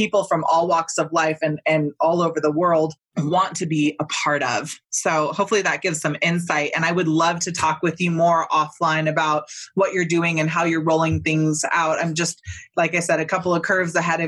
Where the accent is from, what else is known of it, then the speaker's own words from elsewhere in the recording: Northern California, United States; I grew up in Northern California